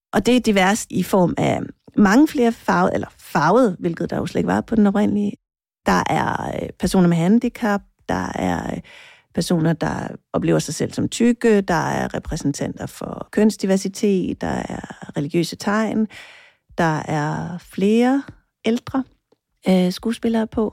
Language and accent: Danish; Jutland, Denmark; jeg er født altså helt bogstaveligt på en mark i Jylland